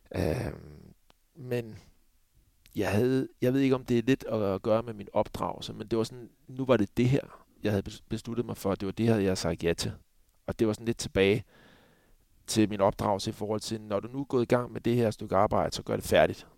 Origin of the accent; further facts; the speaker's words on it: Copenhagen, Capital Region of Denmark, Denmark; moved away as an adult; jeg var københavner